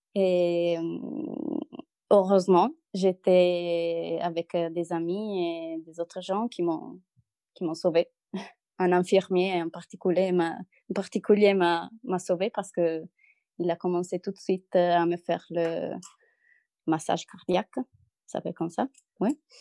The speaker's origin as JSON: {"language": "French", "country": "Italy", "second_language": "French", "moved": "as an adult", "lives_now": "Lille, France", "said": "je suis une Italienne expatriée en France, à Lille."}